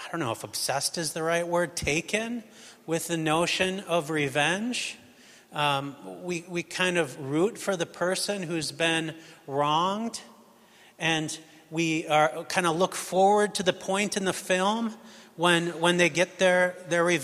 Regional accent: United States; moved away; I'm American

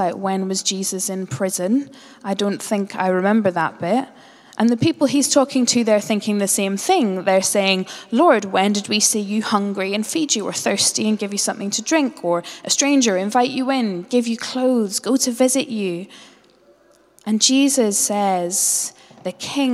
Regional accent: Northern Ireland, United Kingdom; I grew up as a Northern Irish Presbyterian

